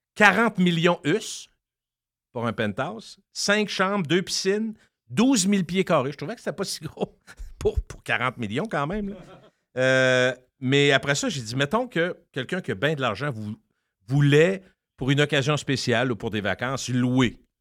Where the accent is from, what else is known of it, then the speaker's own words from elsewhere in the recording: Loretteville, Quebec, Canada; accent: English of Loretteville; mon anglais de Loretteville